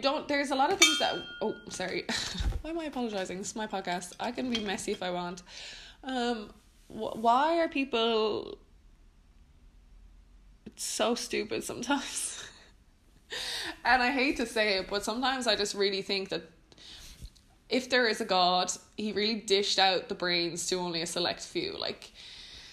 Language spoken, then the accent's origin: English; Ireland; now in Netherlands; I'm Irish